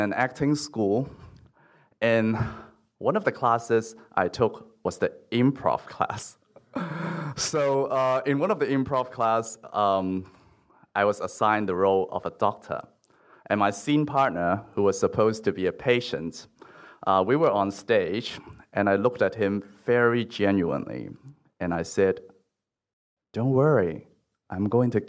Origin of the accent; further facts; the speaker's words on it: Hong Kong; first language Cantonese; English is a second language; moved away as an adult; also born or lived in Los Angeles, United States; I was born and raised in Hong Kong, so when I was studying English in a local school, everyone speaks just like me